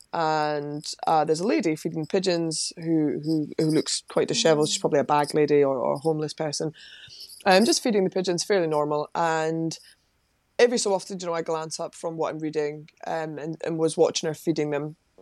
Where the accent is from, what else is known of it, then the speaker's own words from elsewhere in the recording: Livingston, Scotland, United Kingdom; I'm from Livingston in West Lothian, just outside Edinburgh.